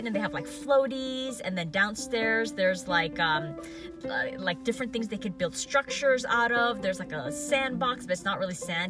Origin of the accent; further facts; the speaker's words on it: United States; we were from the States